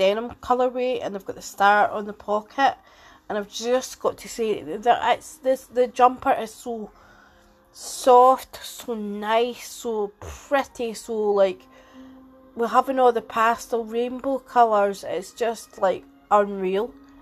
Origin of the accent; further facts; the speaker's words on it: Edinburgh, Scotland, United Kingdom; I'm 46 and I'm from Edinburgh